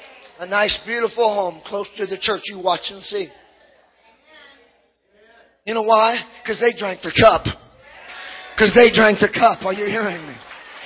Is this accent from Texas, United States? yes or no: no; Hawaii, United States; Hey, I grew up in Casey. I sat there. I ran around the church. When I was 22, I didn't get fully saved. I got half saved. I had a pot problem. Because when you come from Maui, come on, you have issues.